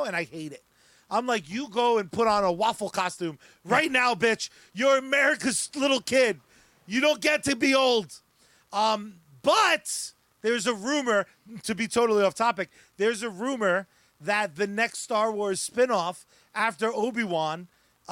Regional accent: United States; I'm an American

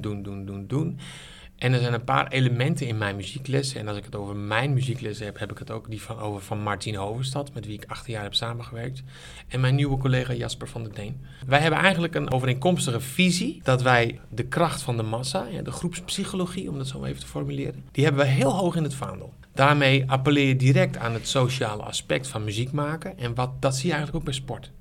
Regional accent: Sneek, Friesland, Netherlands; moved away as an adult; also born or lived in Zwolle; Ik kom uit Friesland, geboren in Sneek

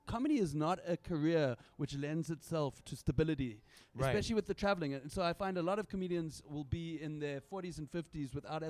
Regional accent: Johannesburg, Gauteng, South Africa; I always grew up in what is known as the northern suburbs.

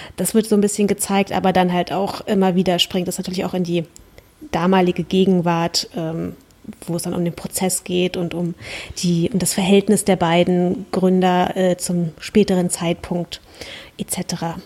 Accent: Germany; ich kann jetzt natürlich als Deutsche dem Dänisch nicht mächtigen

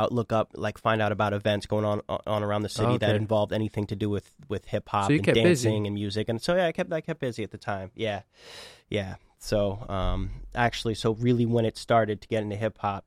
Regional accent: Boston, Massachusetts, United States; also born or lived in Chicago / Medford / Cambridge; So I grew up in Boston. I've lived here my whole life, minus a couple years for college.

